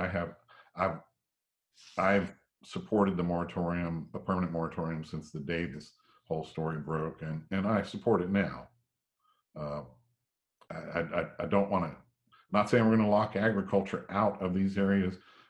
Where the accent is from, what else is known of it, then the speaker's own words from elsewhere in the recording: South Georgia, United States; now in Fayetteville, United States; I was born down in South Georgia and grew up in an agricultural world all my life